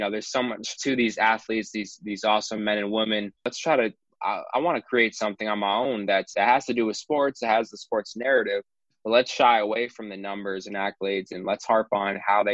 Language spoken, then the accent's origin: English; Ashland, Massachusetts, United States; moved away as an adult; also born or lived in Amherst, Massachusetts; born and raised in Ashland, Massachusetts, pretty small town